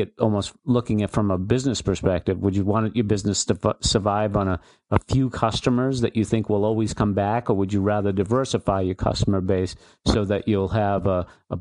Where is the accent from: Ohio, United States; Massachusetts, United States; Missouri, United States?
Massachusetts, United States; Boston; my hometown here in Boston